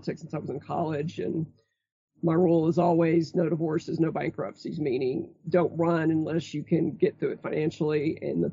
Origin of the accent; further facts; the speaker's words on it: Brownwood, Texas, United States; I grew up in Brownwood, Texas